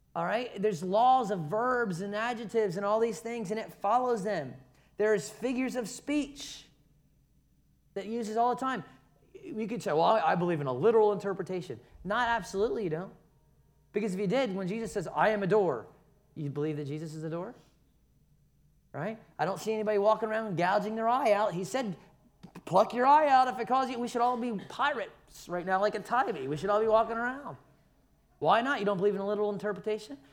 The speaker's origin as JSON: {"language": "English", "town": "Philadelphia", "region": "Pennsylvania", "country": "United States", "tie": "born or raised there", "moved": "yes", "lives_now": "Savannah, United States", "said": "I was born in Philadelphia."}